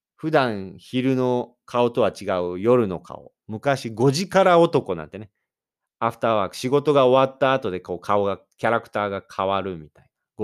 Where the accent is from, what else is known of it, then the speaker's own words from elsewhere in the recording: Japan; 私、日本人